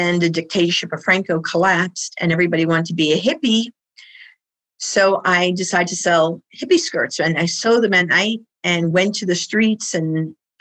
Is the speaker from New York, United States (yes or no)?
yes; New York City, New York, United States; I did grow up in New York City. You can tell from my voice and my accent